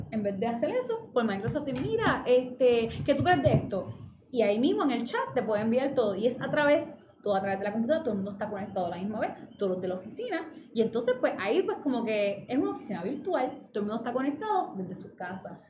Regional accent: Fajardo, Puerto Rico; Yo soy de Fajardo y trabajo en Río Piedra

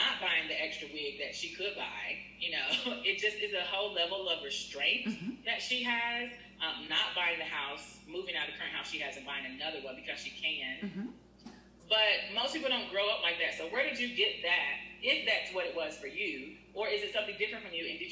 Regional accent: United States; moved away; I grew up in America

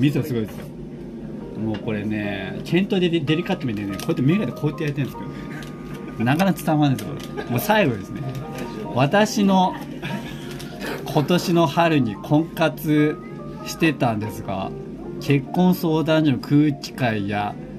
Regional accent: near Shibayama, Chiba, Japan; 故郷のご近所、芝山ってあるんですけど

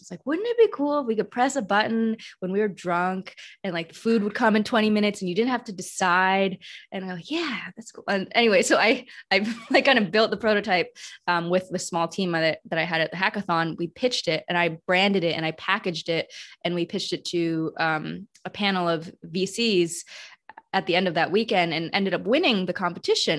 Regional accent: Madison, Wisconsin, United States; I was born in Madison, Wisconsin, which was a really white area, you know, as one of the few Chinese families um, growing up in that space

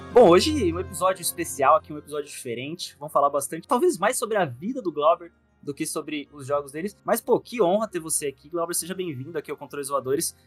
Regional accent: interior of São Paulo, Brazil; moved away as an adult; now in São Paulo, Brazil; eu, morava no interior de São Paulo, aqui, lá pro, onde tudo é plano.

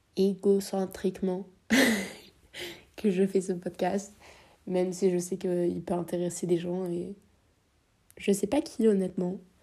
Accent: France; Je suis née en France, j'ai vécu en France toute ma vie

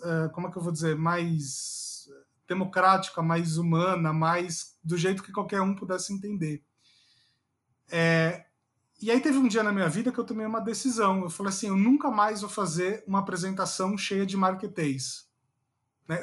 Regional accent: São Paulo, Brazil; moved away as an adult; now in Brasília, Brazil; eu sempre fui o paulistano babaca

